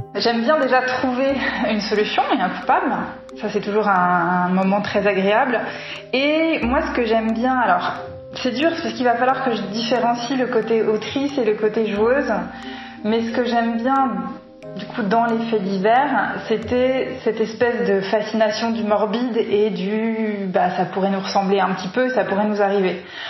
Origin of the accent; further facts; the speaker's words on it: Paris, Île-de-France, France; on vient tous les deux de Paris